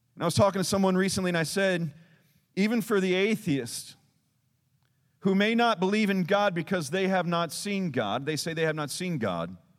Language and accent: English; Texas, United States; we're Texan.